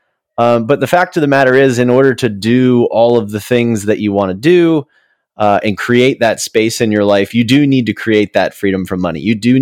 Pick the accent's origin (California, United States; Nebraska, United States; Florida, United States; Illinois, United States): Florida, United States; Jupiter; We did a lot of drives to Disney World. We grew up in Jupiter, Florida, so a lot of time listening to him in the car